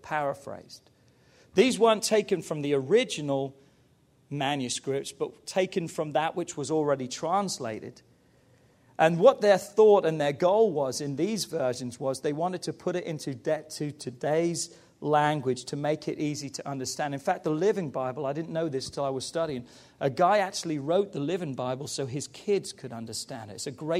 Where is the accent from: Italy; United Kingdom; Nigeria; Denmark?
United Kingdom; England; I love being English